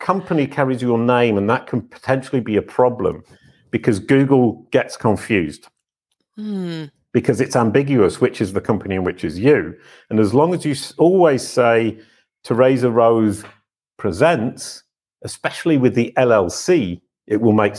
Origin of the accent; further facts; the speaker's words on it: United Kingdom; I'm British.